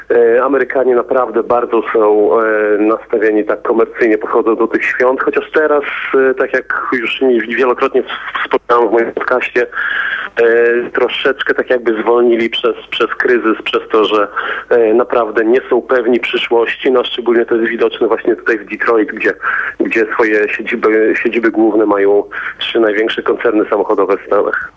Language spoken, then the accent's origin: Polish; Poland; now in United States; jak wygląda to u nas w Europie, w Polsce